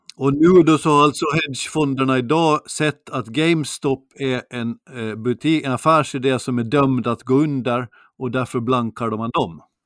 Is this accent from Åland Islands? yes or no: yes; Finström, Åland Islands; När jag växte upp i Finström var det nästan aldrig mer än minus 20